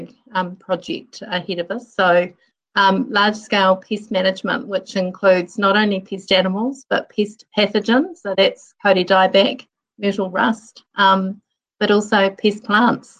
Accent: Hawera, Taranaki, New Zealand; I was born in Taranaki in Hawera, and when I was 3 and my brother was just a newborn baby, my mum died, and so I was brought up by my Pākehā dad and my grandmother

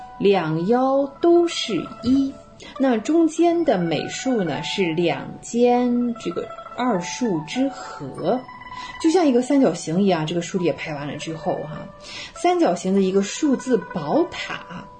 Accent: China; 但对我们中国人而言呢，在元代就已经推广到了四元联立高次方程式的解法

